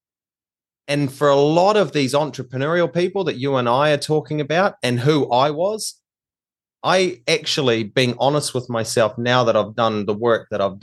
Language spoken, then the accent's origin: English; New Zealand; now in Australia; I'm actually from New Zealand. I'm a New Zealander, but we live in Australia now